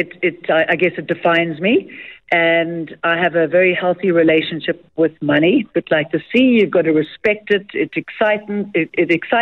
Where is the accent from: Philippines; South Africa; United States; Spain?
South Africa; moved away as an adult; also born or lived in Doha, Qatar; we grew up on the Bol River. So it's lovely going back to where our family is from as well